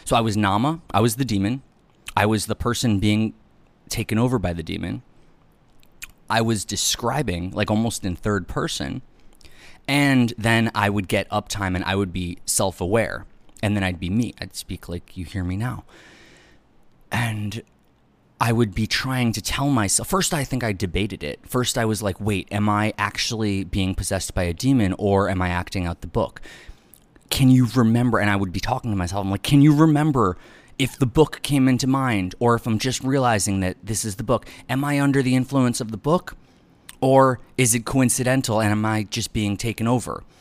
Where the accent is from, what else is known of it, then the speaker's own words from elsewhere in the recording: New York City, New York, United States; also born or lived in Upper East Side, Manhattan; I was born on Irving Place and then moved uptown